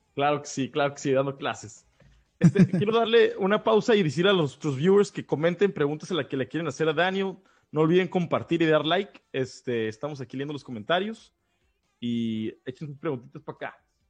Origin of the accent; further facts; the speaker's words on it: Baja California, Mexico; tanto Luis como yo somos baja californianos